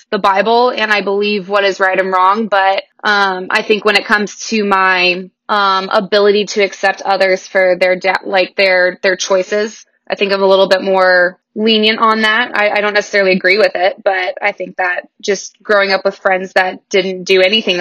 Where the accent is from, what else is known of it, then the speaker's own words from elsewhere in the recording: Newberg, Oregon, United States; also born or lived in Wilsonville, Oregon; I grew up in Newburgh, Oregon, and that is where George Fox University